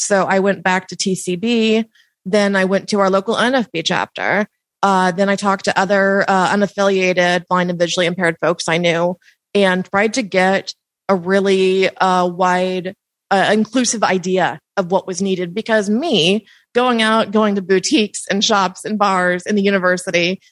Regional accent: Kansas City, Missouri, United States; moved away as an adult; now in Columbia, Missouri, United States; originally from Kansas City

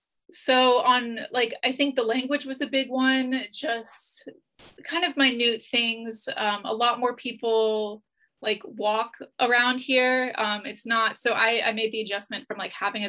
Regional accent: the South, United States; moved away as an adult; now in Reykjavik, Iceland; growing up in the South

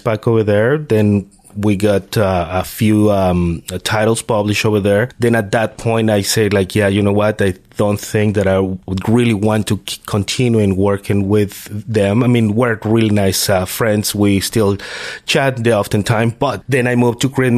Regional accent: Mexico City, Mexico; moved away as an adult; now in Canada; I'm originally from Mexico. Mexico City, actually, the big city

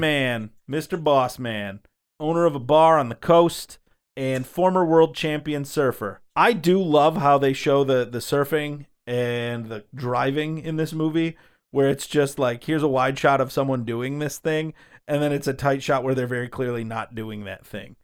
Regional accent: Michigan, United States; We are from Michigan

